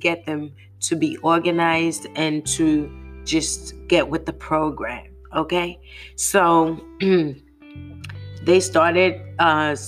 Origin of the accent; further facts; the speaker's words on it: United Kingdom; now in United States; as a Brit